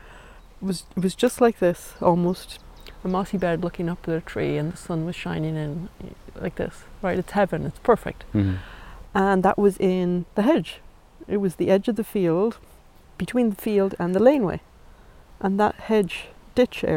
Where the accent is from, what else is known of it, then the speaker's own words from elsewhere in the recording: Ireland; also born or lived in New York; being Irish